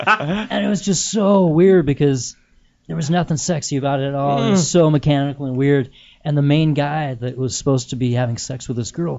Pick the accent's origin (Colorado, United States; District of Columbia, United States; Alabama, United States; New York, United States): Colorado, United States; Littleton; Well, you know, I grew up in Littleton, Colorado, uh-huh.